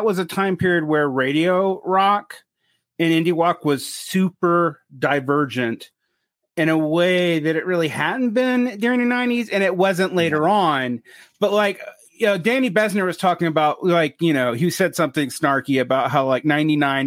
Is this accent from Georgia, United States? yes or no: yes; Georgia, United States; I'm from Georgia. I live down the street from Athens. Yeah. So like Elephant Six music is sort of the story of my childhood